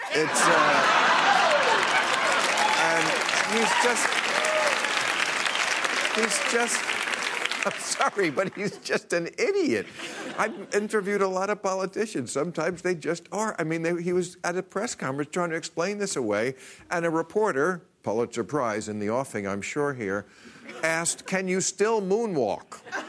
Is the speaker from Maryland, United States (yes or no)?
no; New Jersey, United States; he is the former New Jersey governor, my home state